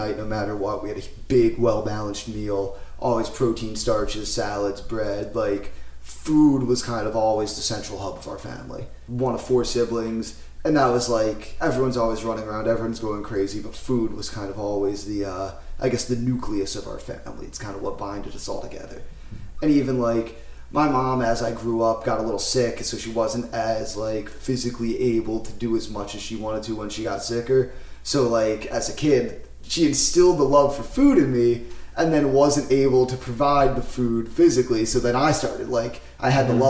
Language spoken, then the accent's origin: English; Philadelphia, Pennsylvania, United States; also born or lived in Florida; I grew up in the Main Line in Philadelphia